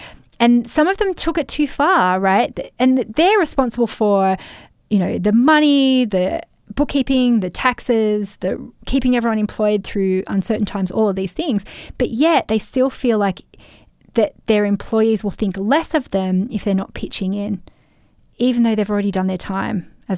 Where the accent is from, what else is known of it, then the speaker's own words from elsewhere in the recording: Australia; this is a double layer of being in the construction industry, being a man and being Australian.